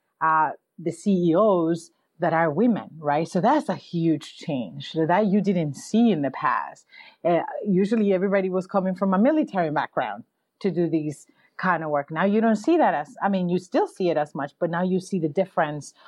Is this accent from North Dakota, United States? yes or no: no; New York, United States; I'm from New York